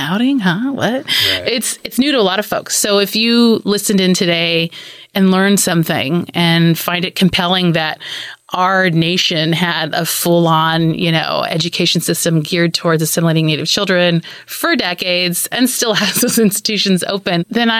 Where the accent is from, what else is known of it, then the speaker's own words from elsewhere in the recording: East Bay, California, United States; my experience as an urban Indian woman growing up in the East Bay.